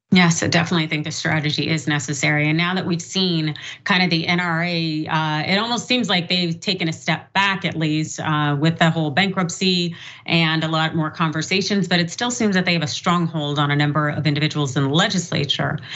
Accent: Sacramento, California, United States; in my hometown, six people were killed, 12 wounded in Sacramento

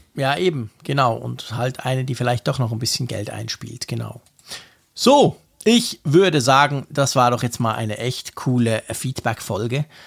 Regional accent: Switzerland; als Schweizer

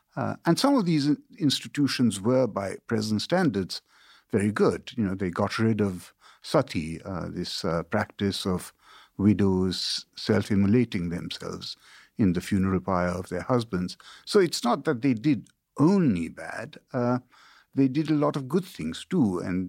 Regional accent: India; also born or lived in China / United Kingdom; now in United States; You know, so I grew up in India and China and Britain. I studied in these places. You know, I went to Catholic school in China and then to a boarding school in India. And then I went to a boarding school in Britain.

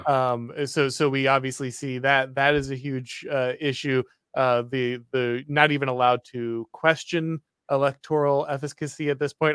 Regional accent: United States; as an American

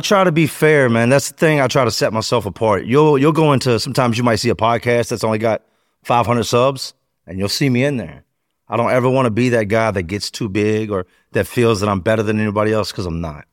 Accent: Charlotte, North Carolina, United States; moved away; also born or lived in Richmond, Virginia / Philadelphia; We took off to Charlotte

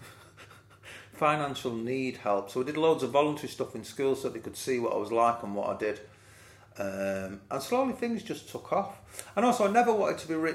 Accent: Manchester, North West England, United Kingdom; growing up in Moss Side and Fallowfield

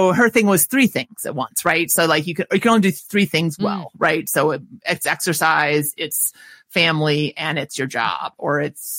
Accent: Minnesota, United States; accent: Minnesota; there's my Minnesota accent

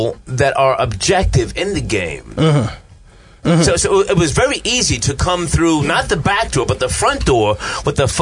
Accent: Scotch Plains, New Jersey, United States; Growing up in Scotch Plains, New Jersey, racist fucking place that it was in the 70s.

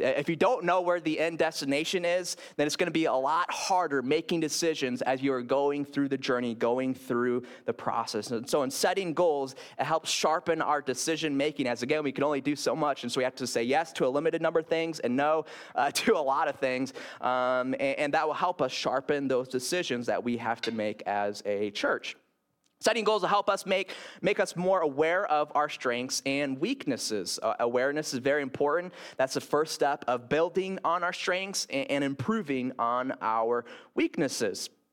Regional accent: Grand Rapids, Michigan, United States; moved away; when I lived in Grand Rapids, uh, my hometown, my hometown

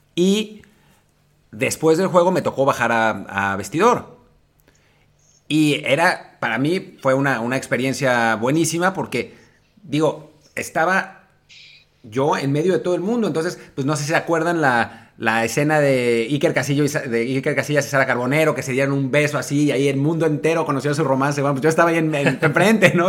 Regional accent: Mexico; yo le digo, de México

